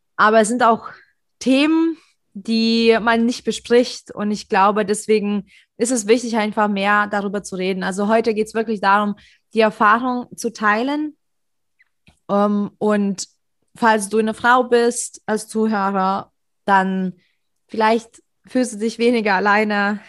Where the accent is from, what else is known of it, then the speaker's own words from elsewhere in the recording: Leipzig, Saxony, Germany; ich fühle mich sicher in Leipzig und ich bin Leipziger